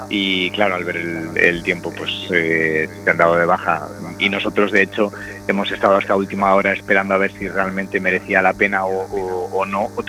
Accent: Galicia, Spain; no es que intente pecar de vanidad o de falsa humildad cuando digo con Galicia, porque yo soy gallego de pro

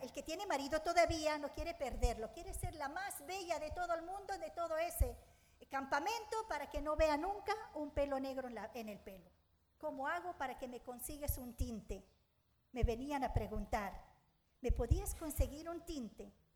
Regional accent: Suwayda, As-Suwayda Governorate, Syria; Spanish is a second language; moved away as an adult; now in A Coruña, Spain; soy de Siria, de una ciudad que se llama Sueida

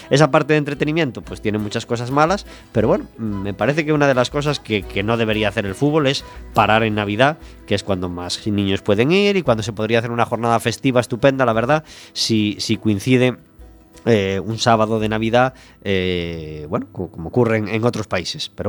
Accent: Ferrol, Galicia, Spain; Sí, yo soy de Ferrol.

